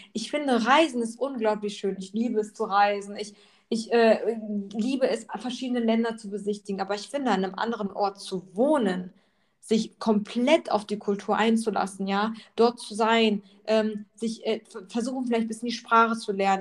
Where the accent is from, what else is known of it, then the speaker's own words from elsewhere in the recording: Germany; also born or lived in Poland / Bali; ich habe halt meine Heimat in Deutschland, wo ich geboren bin, wo ich lebe.